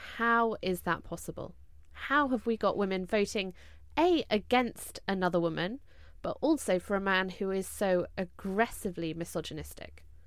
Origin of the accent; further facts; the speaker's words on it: United Kingdom; three British women